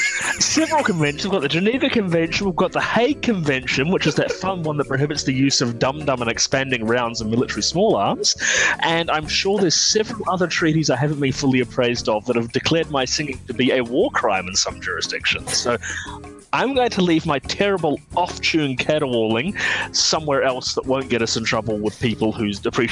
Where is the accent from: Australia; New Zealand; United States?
New Zealand; accent: New Zealand; Well, I'm from New Zealand originally.